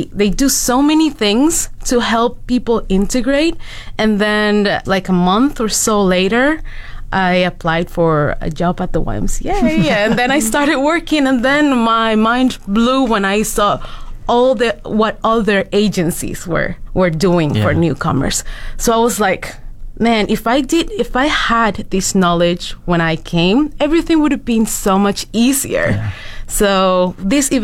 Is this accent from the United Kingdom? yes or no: no; Dominican Republic; moved away as an adult; now in Fort McMurray, Canada; I am from the Dominican Republic